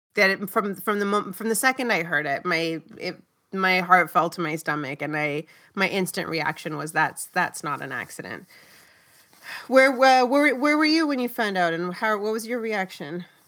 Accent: Brampton, Ontario, Canada; growing up in Brampton

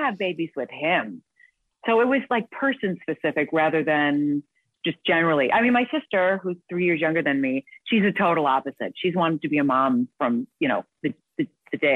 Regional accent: Detroit, Michigan, United States; I grew up in Detroit, Michigan.

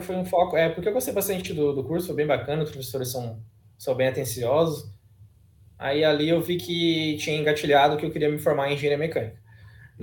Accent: Praia Grande, Santa Catarina, Brazil; ensino médio mesmo lá na Praia Grande, que é a minha cidade natal

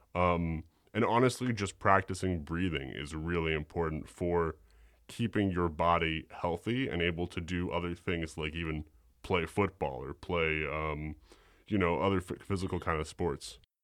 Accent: New York, United States; I'm from New York, born and raised

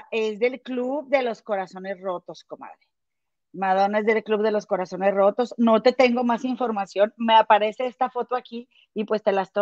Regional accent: San Francisco, California, United States; de San Francisco … de San Francisco, California.

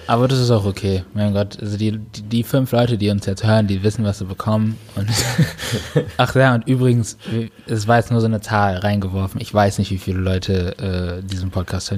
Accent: North Rhine-Westphalia, Germany; moved away as an adult; also born or lived in Baden-Württemberg; now in Cologne, Germany; bin zurück in meine Heimat, äh, gegangen, nach N R

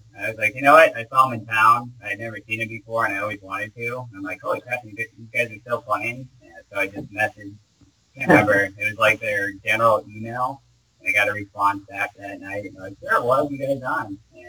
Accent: Ohio, United States; Yeah, I'm from Ohio, so I have like a dream of making an East Coast tour within like a year and a half, 2 years

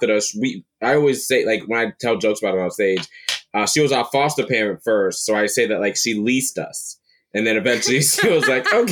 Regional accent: Palm Bay, Florida, United States; also born or lived in Brooklyn, New York; I grew up in Palm Bay, Florida. I was born in Brooklyn. Grew up in Florida.

